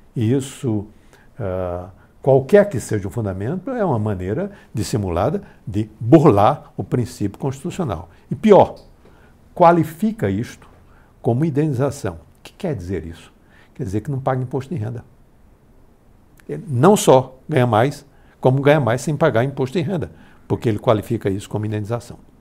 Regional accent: Pernambuco, Brazil; moved away; minha terra de Pernambuco

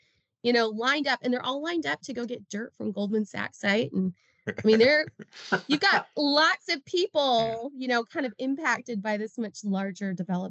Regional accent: Rocky Mountains, United States; now in Texas, United States; I'm from the Rocky Mountains. So when I moved to Texas for the first time

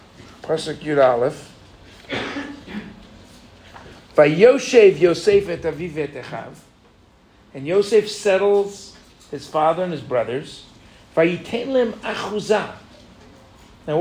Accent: United States; now in Israel; I was born in America, I'm an American.

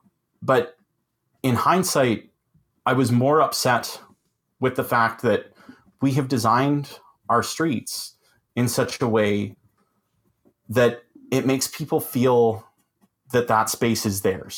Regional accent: Collingwood, Ontario, Canada; So this was an example from my hometown here in Collingwood

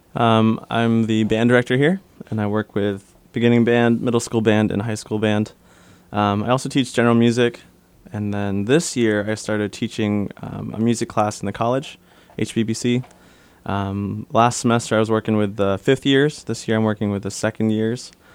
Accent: Detroit, Michigan, United States; I grew up in Michigan, Detroit area. Uh, my parents came over to the States in nineteen eighty-five, I believe. I was born eighty-seven, born and raised in Detroit.

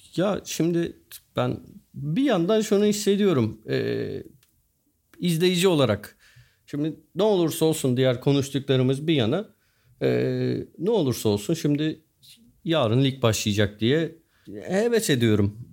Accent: Turkey; biz Türküz ve Müslümanız

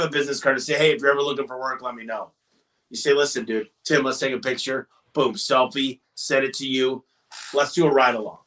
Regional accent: Michigan, United States

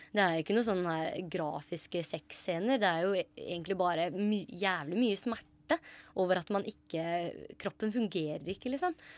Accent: Grenland, Telemark, Norway; moved away; Grenland, der jeg er fra

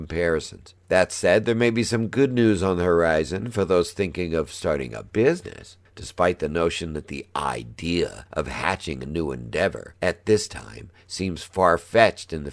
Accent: California, United States; my home state of California

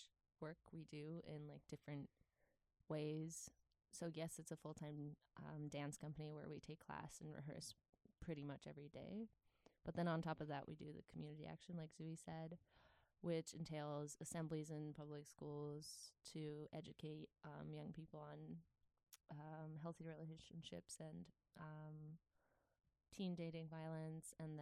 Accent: Poland; moved away as an adult; also born or lived in Netherlands; I grew up in Poland

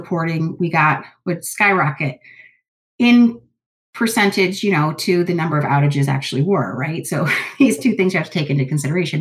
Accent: Cleveland, Ohio, United States; growing up in Cleveland or being in this area

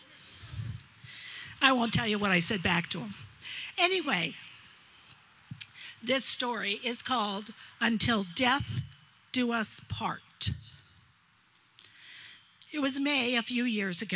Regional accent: Ohio, United States; now in Cape Cod, United States; my childhood growing up in Ohio.

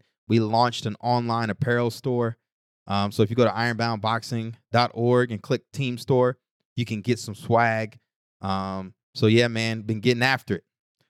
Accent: Newark, New Jersey, United States; Because listen, man, I'm from Newark.

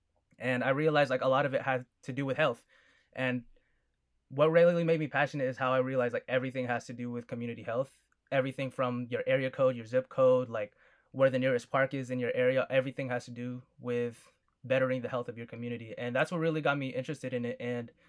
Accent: Fresno, California, United States; I'm from Fresno, California. Like I said, I'm a full Filipino. Parents came from the Philippines. Over here, I'm the firstborn in the U.S.

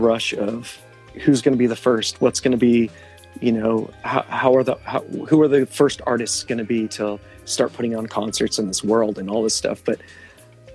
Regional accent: outside of Austin, Texas, United States; also born or lived in Los Angeles, California; now in Milwaukee, United States; I'm from Texas, outside of Austin

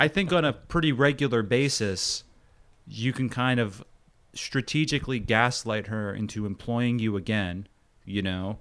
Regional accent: Long Island, New York, United States; born or raised there; moved away as an adult; also born or lived in Queens, New York / Brooklyn, New York

